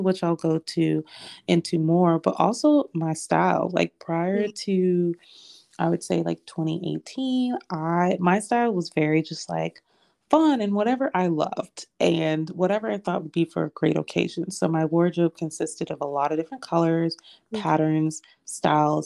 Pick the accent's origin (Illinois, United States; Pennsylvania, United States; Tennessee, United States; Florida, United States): Florida, United States; I born and raised in Florida